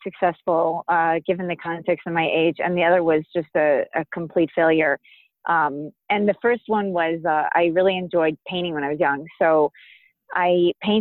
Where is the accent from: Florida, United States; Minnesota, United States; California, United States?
Florida, United States; moved away; I grew up in Florida